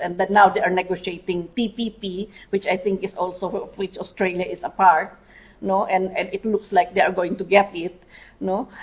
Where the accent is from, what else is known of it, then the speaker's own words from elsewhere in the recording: Mountain Province, Cordillera Administrative Region, Philippines; I come from the Cordillera region in the Philippines